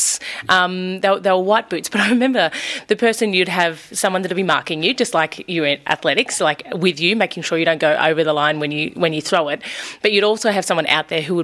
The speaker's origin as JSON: {"language": "English", "town": "Blackwood", "region": "Victoria", "country": "Australia", "tie": "born or raised there", "said": "I grew up in Blackwood, a small country town in Victoria"}